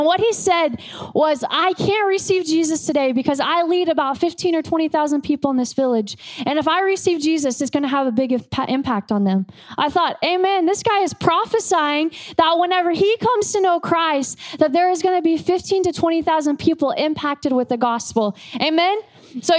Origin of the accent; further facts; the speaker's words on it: United States; I'm an American